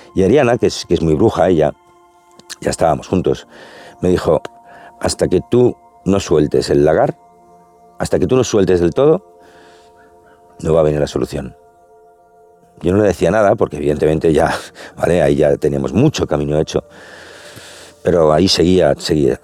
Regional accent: Spain

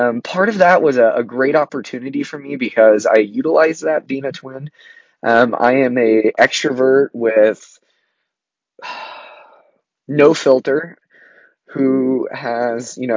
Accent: Southern Oregon, United States; I grew up in Southern Oregon, and I went to college in Northern Oregon.

